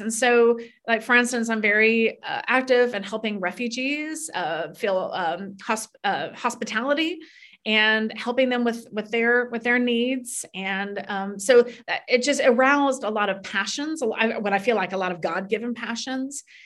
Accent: Florida, United States; moved away as an adult; also born or lived in New York City; I grew up in Florida

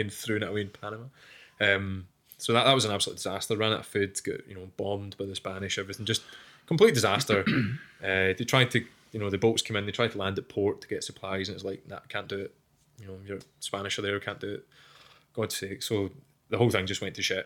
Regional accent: United Kingdom; We're super British.

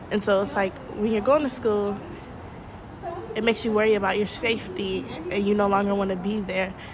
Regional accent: Atlanta, Georgia, United States; now in Kuwait; I'm a senior at ASK in Kuwait. I'm from Atlanta, Georgia

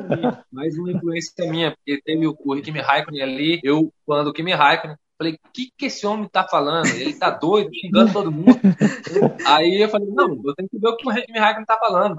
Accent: Rondônia, Brazil; Sou da região norte, sou de Rondônia

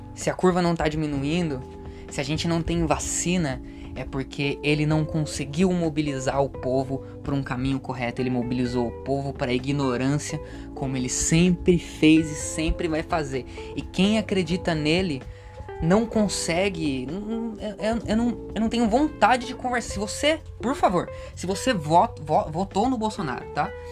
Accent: Brazil; eu nasci no Brasil

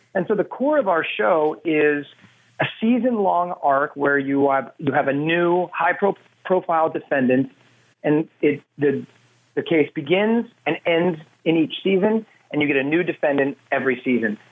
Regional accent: Nebraska, United States; moved away as an adult; now in Los Angeles, United States; LA is kind of like my hometown now, but, but Nebraska is always going to be where my heart is.

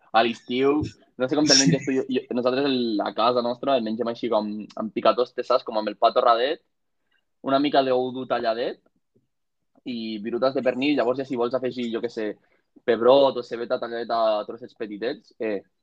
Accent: Catalonia, Spain; a més som catalans

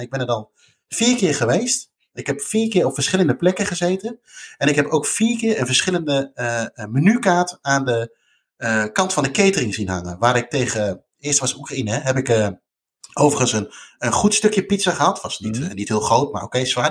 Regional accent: Netherlands; wij als Nederlander

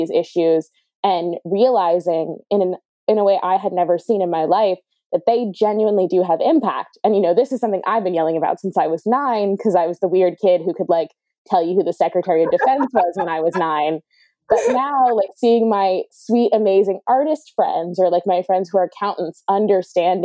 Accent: Atlanta, Georgia, United States; I was born and raised in Atlanta, inside the perimeter

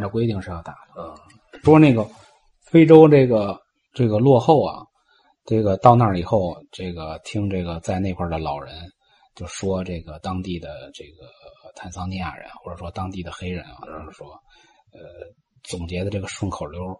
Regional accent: China; now in Tanzania; 咱们是侨居海外，咱们还是中国人

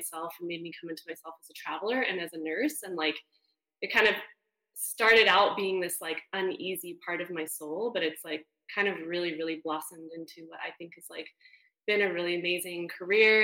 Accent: Canada; moved away as an adult; now in United States; I'm Canadian

